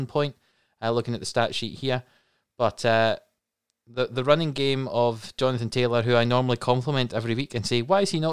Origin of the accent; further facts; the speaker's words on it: Scotland, United Kingdom; as three Scottish people